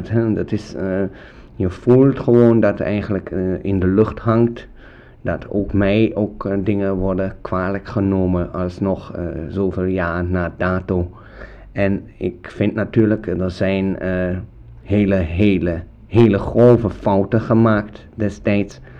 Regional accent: Germany; Dutch is a second language; now in Netherlands; als Duitser in Nederland, eh, waar ik toch alweer een tijdje woon, is dit natuurlijk een hele ja, bijzondere tijd.

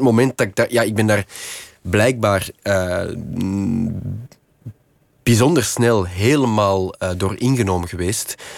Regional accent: Kempen, Flanders, Belgium; moved away as an adult; now in Antwerp, Belgium; ik kom van de Kempen. De Kempen is, is eigenlijk ja, een beetje in de rand. Het is een soort van ruraler gebied in de rand van, eh, van Antwerpen. Ehm, dus ik ben ja, een soort als campenzoon dan op het eh, platteland wel opgevoed

